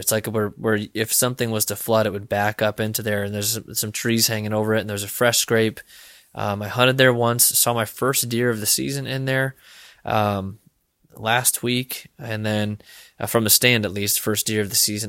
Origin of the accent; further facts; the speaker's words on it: Illinois, United States; now in Iowa, United States; hunting in Illinois. I'll be hunting out of state this year, um, which is my home state